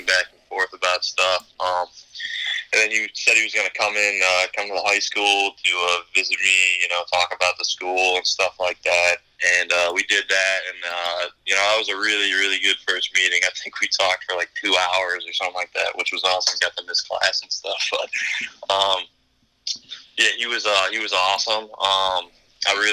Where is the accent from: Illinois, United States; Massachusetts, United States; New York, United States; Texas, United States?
New York, United States; Syracuse; moved away as an adult; growing up in Syracuse